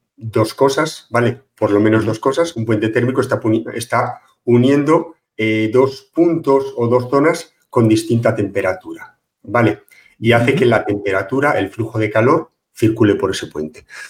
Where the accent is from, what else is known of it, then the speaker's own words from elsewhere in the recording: Pontevedra, Galicia, Spain; Colegio de Aparejadores de Pontevedra, de donde soy yo